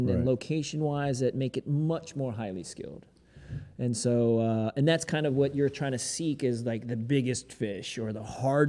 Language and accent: English; Greensboro, North Carolina, United States; Greensboro, North Carolina, boy.